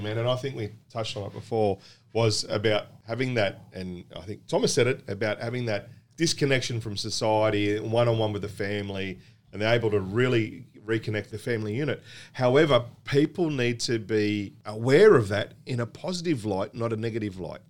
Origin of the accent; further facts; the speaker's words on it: Australia; being born and bred in Australia